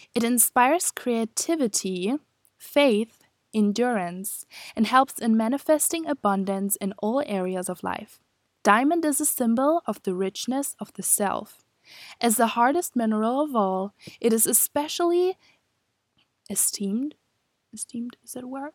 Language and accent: English; Germany; moved away as an adult; now in Scotland, United Kingdom; I am from Germany, and I am studying abroad in Scotland, in the U K